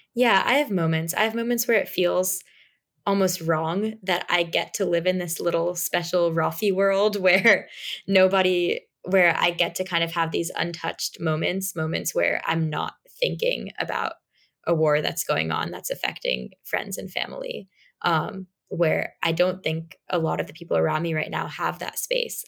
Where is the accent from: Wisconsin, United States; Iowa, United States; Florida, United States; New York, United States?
New York, United States; New York City; I'm from New York City, and I was very accustomed to public transportation